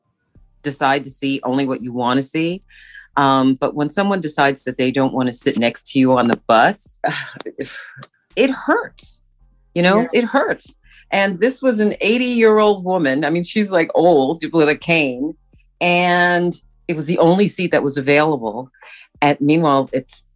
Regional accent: New York City, New York, United States; moved away as an adult; now in Vancouver, Canada; I was born in Brooklyn, New York, in the land of the Lenape

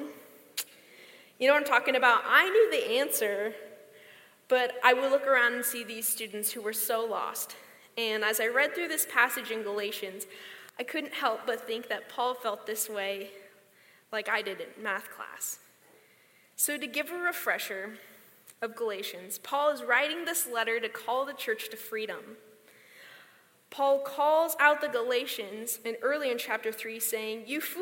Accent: Grants Pass, Oregon, United States; moved away as an adult; now in Boise, United States; I was born and raised in Grants Pass, Oregon

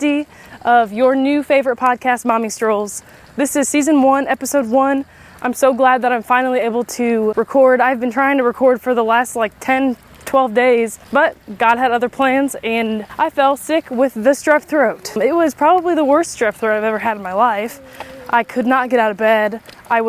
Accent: Illinois, United States; moved away as an adult; also born or lived in Nashville area, Tennessee; now in near Nashville, United States; where I grew up in Illinois

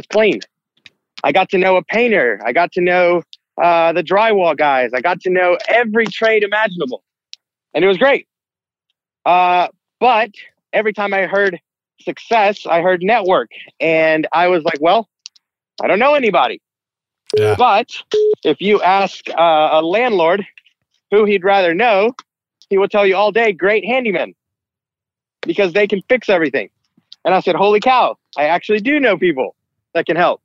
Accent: Nashville, Tennessee, United States; I grew up in Nashville

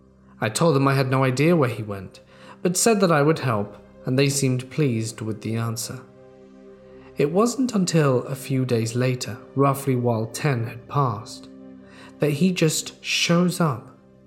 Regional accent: Texas, United States; I'm originally from the Gulf Coast of Texas, and when I was a kid growing up there, it was very easy to go from the bustling bright lights of Houston to the dark, deserted country road in only a few minutes.

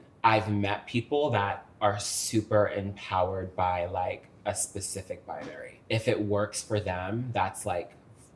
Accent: Fairfax, Virginia, United States; I was born in Fairfax, Virginia

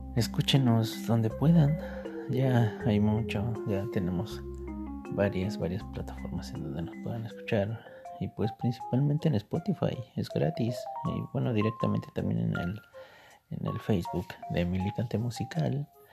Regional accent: State of Mexico, Mexico; al estado de mi corazón. de donde soy oriundo

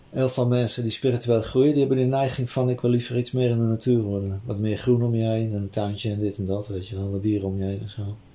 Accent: Amsterdam, North Holland, Netherlands; die buurt waar ik opgegroeid ben, zeg in Amsterdam-Noord

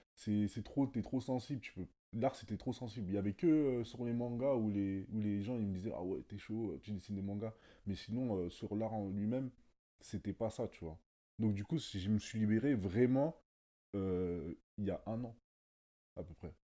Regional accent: Sarcelles, Île-de-France, France; now in Hauts-de-Seine, France; j'ai grandi à Sarcelles et aujourd'hui j'habite dans le 9-2.

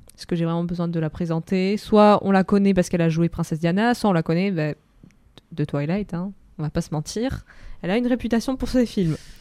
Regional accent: Russia; moved away; Moi, en tant que russe

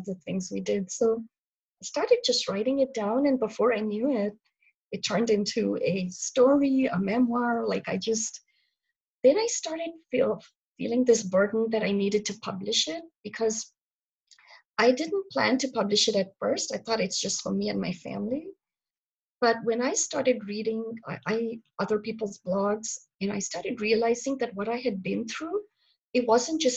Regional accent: India; now in North Carolina, United States; I'm originally from India, but I've been here a really long time, almost 27 years. So I've lived here longer than I have lived in India

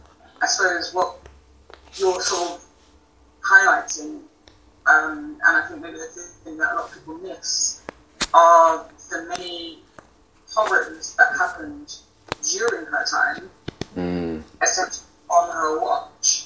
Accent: United Kingdom; as a British citizen

